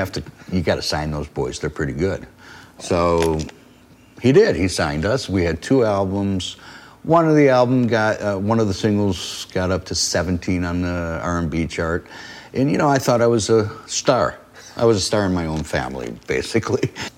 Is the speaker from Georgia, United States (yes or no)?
no; Detroit, Michigan, United States; It's my hometown.